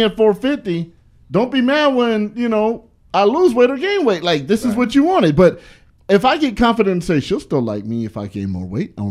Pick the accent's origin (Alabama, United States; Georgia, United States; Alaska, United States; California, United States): California, United States; I'm from the California that I like big girls. I'm from the California that don't mind if you put on weight.